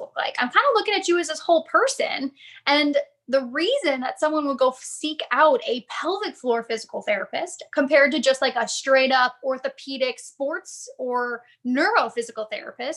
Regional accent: Chicago, Illinois, United States; also born or lived in Phoenix; now in Connecticut, United States; I grew up in Chicago, so I spent a lot of time there

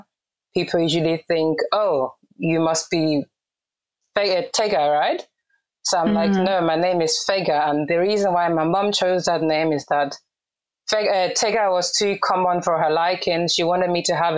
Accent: Cologne, North Rhine-Westphalia, Germany; first language Urhobo; English is a second language; I was born and raised in Cologne, Germany

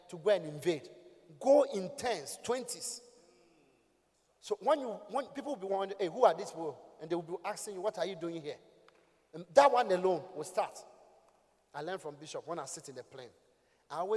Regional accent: Ghana; From Ghana

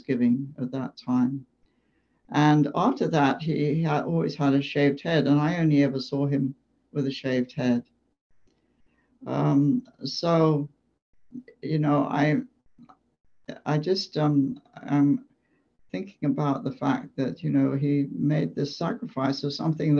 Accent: England, United Kingdom; moved away as an adult; now in United States; I grew up in England.

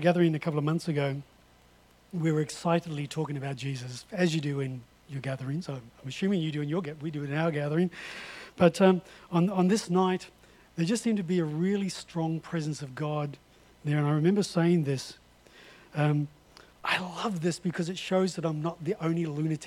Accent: North Island, New Zealand; I come from the North Island

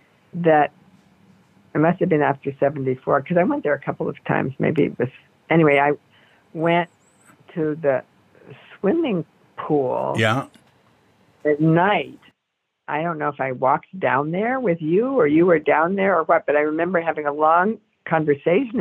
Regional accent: Cambridge, Massachusetts, United States; moved away as an adult; now in Berkeley, United States; I come from Cambridge, Massachusetts. I grew up, and I came from New England to Berkeley

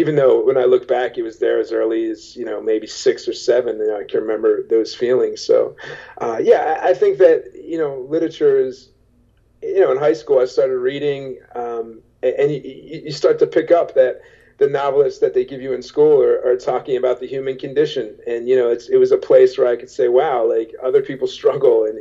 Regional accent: Oaklyn, New Jersey, United States; I grew up in Oakland, you know, small, pretty much a blue-collar town

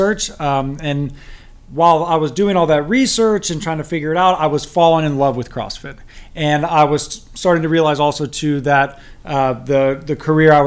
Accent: East Cobb, Georgia, United States; also born or lived in Cambridge, Massachusetts / Pennsylvania / Atlanta; I grew up in the East Cobb area, then Harvard for 4 years. And then I basically have lived in Atlanta since then.

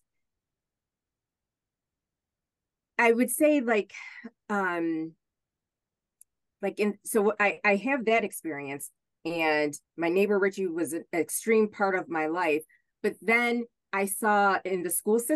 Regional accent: Hornell, New York, United States; moved away as an adult; also born or lived in Buffalo, New York; I grew up in Hornell, and I grew up next door to a gentleman who was a quadriplegic

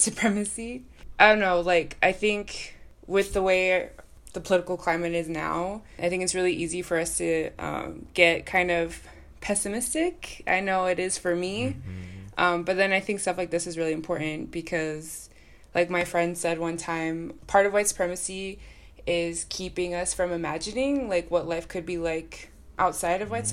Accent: Salt Lake City suburb, Utah, United States; I was born in Salt Lake City, and then I grew up in a suburb that's like 20 minutes outside of Salt Lake.

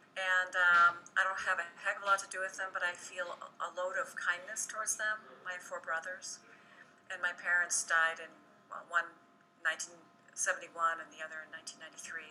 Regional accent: Redondo Beach, California, United States; I was raised in Southern California, in Redondo Beach, California

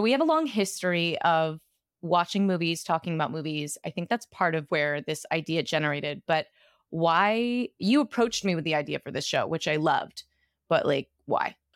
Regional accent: Brooklyn, New York, United States; also born or lived in Los Angeles; I'm from Brooklyn, New York

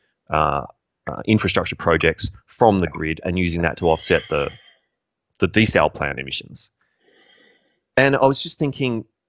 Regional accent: Australia; as a young man growing up in Australia

